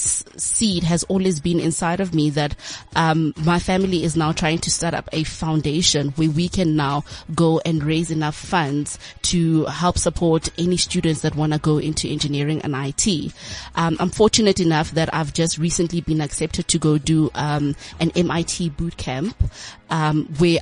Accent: Boksburg, Gauteng, South Africa; So I'm originally from Boksburg in the East Rand

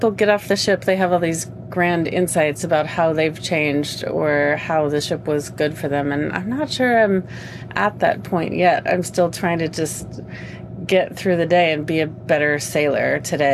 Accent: Seattle, Washington, United States; I come from Seattle, Washington in the U.S.

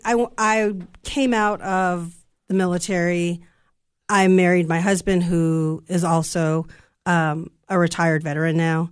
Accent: Santa Ana, California, United States; now in Cookeville, United States; I'm from California. I'm from Southern California, from Santa Ana, California

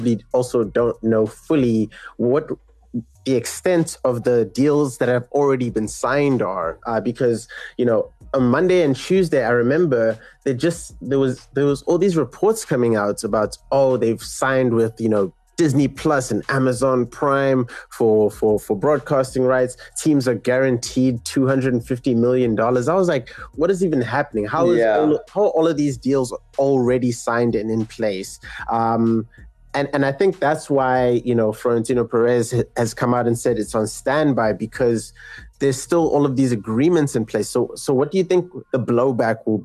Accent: South Africa; I, as a South African

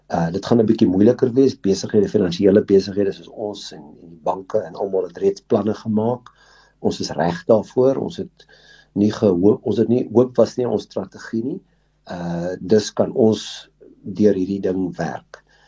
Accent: South Africa; ons as Suid-Afrikaners

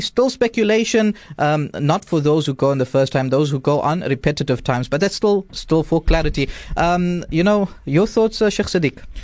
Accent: South Africa; as South African citizens

